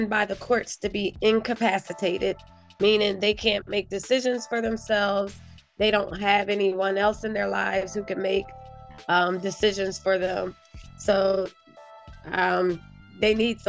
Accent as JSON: {"language": "English", "region": "North Carolina", "country": "United States", "tie": "born or raised there", "also_born_or_lived": "Ohio", "moved": "as an adult", "lives_now": "Philadelphia, United States", "said": "Originally, I'm from Ohio. I grew up between North Carolina and Ohio"}